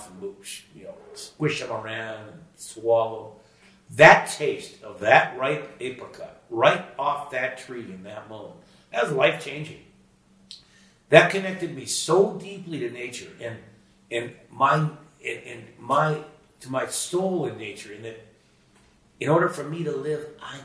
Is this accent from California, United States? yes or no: yes; Sunnyvale, California, United States; growing up in Sunnyvale, California, which is now Silicon Valley.